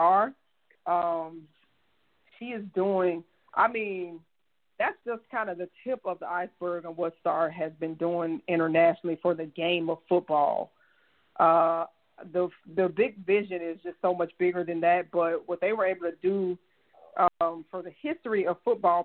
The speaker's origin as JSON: {"language": "English", "town": "Baton Rouge", "region": "Louisiana", "country": "United States", "also_born_or_lived": "Mississippi / Texas", "said": "I'm from Baton Rouge"}